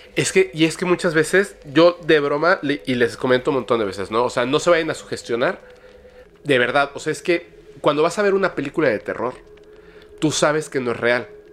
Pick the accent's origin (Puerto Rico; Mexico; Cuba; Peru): Mexico; yo como mexicano